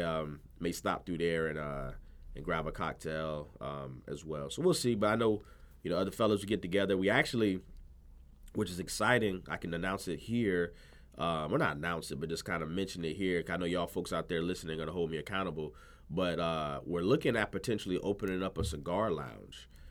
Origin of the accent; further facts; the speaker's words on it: Virginia, United States; also born or lived in Providence, Rhode Island / North Carolina; I was raised in Virginia